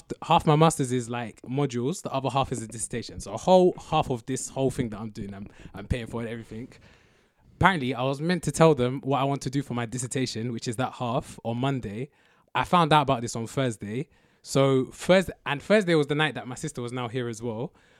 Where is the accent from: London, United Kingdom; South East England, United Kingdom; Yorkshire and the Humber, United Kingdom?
London, United Kingdom; but I grew up in I was born in Southwest London, okay. So I went to school like in Twickenham or like okay, near Twickenham